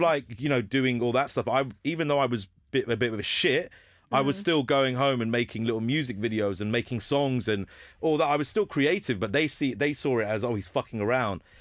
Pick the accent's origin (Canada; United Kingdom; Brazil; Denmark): United Kingdom; Hounslow, London; I'm from Hounslow mm. and my mm. school was Heathlands